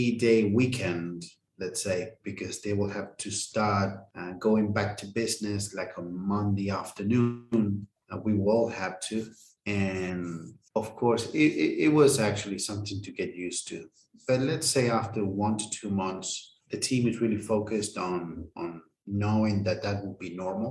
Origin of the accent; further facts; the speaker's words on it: Buenos Aires, Argentina; also born or lived in Philippines; I'm an Argentinian. I was born here in Buenos Aires